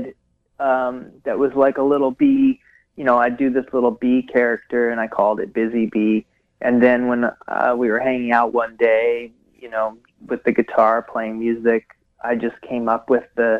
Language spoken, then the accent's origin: English; Hamilton, Ontario, Canada; moved away as an adult; also born or lived in Wisconsin / Seattle / Victoria / Vancouver; now in Ottawa, Canada; my home where I grew up in Hamilton